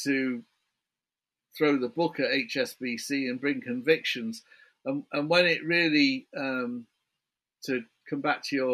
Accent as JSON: {"language": "English", "country": "United Kingdom", "said": "I can't do a New York accent. I'm a Brit"}